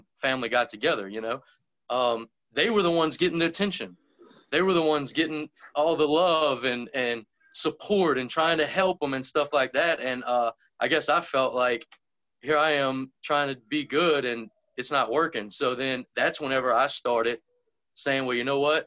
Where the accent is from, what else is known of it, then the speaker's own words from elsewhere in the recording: Lake Pontchartrain, South Louisiana, United States; growing up in South Louisiana, all around Lake Pontchartrain area. So if somebody asks me where I'm from, I'll probably just tell them I'm from Lake Pontchartrain